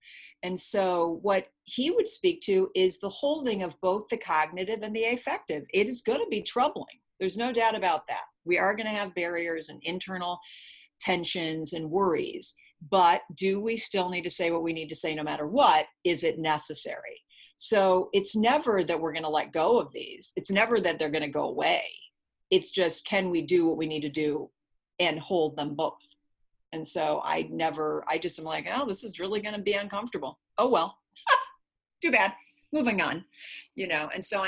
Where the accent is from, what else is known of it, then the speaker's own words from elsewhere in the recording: California, United States; And I'm from California